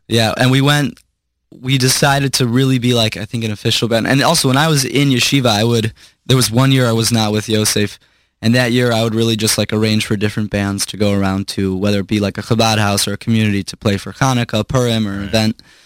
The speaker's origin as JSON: {"language": "English", "town": "Chicago", "region": "Illinois", "country": "United States", "tie": "born or raised there", "said": "born in Chicago and raised in Chicago"}